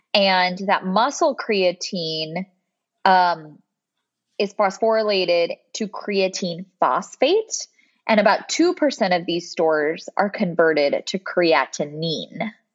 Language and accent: English; Bakersfield, California, United States; moved away as an adult; now in Rochester, United States; I grew up in Central California. So if anybody knows Bakersfield, that's where I'm from